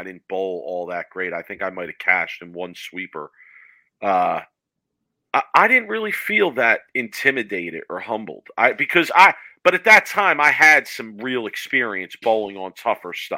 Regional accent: Philadelphia, Pennsylvania, United States; growing up in Philly, we bowled on almost exclusively wood lanes

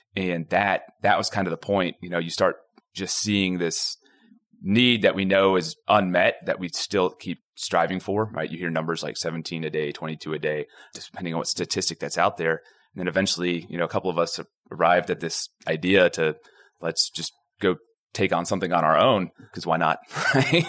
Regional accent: Houston, Texas, United States; it's really small when I grew up here. So I, I, I actually came back home to, to start everything. I'm from the Houston area. I mean, I went to Klein High School.

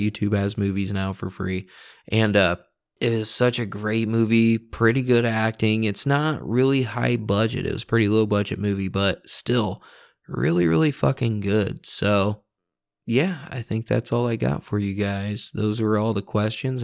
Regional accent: Indiana, United States; I'm from Indiana

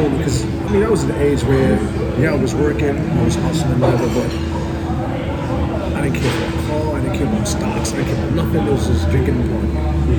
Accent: Toronto, Ontario, Canada; born there; also born or lived in Trinidad and Tobago / Buffalo / Virginia; So I was born in Canada, Scarborough, Toronto. Lived in Trinidad for a while. Left Trinidad when I was 7 or 8. This is back in like 88. Went back to Canada. Stayed in Canada until about 2 or 3 years. Moved to Buffalo.

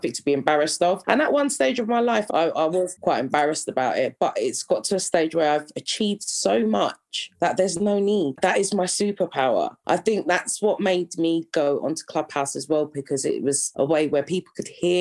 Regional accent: London, United Kingdom; I'm from North London.

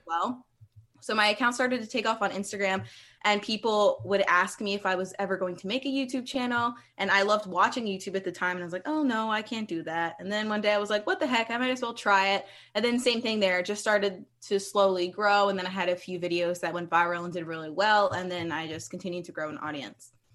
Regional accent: Columbia, Maryland, United States; moved away as an adult; now in Pacific Northwest, United States; I am originally from Columbia, Maryland, which is a suburb, uh, like fifteen minutes outside of Baltimore on the East Coast. And I grew up there

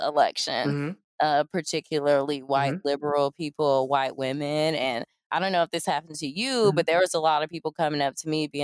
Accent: the South, United States; I'm from the South

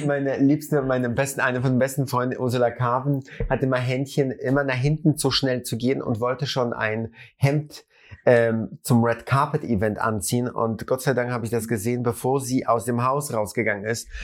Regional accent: Germany; bei uns in Deutschland

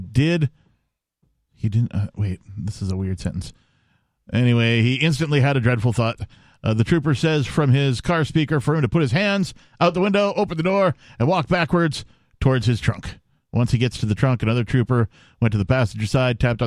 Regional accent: Wisconsin, United States; I'm from Wisconsin

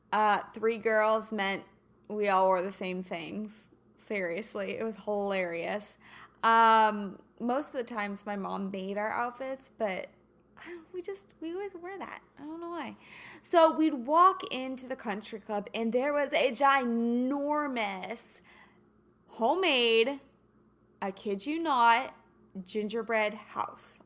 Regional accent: Kansas City, United States; moved away; also born or lived in St. Louis / Los Angeles area; I'm a Kansas girl. You know this. I was born and raised in Kansas City

